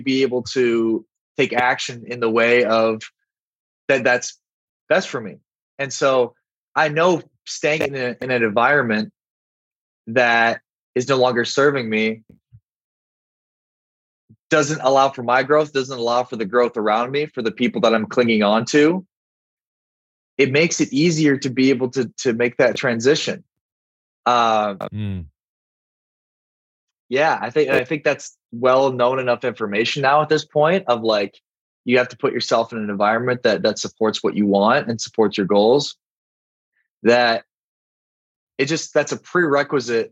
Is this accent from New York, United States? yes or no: no; South Dakota, United States; moved away; also born or lived in Miami; I'm from South Dakota.